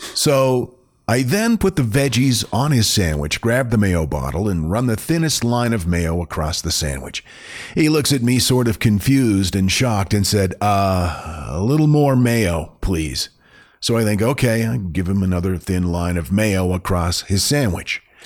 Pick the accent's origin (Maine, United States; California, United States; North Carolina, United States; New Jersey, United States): Maine, United States; growing up in Maine